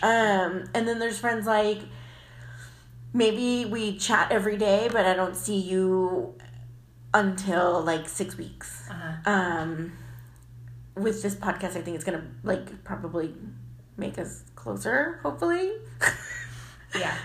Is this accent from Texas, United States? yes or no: yes; the Valley, Texas, United States; now in San Antonio, United States; I'm from the Valley, so I'm not really a San Antonian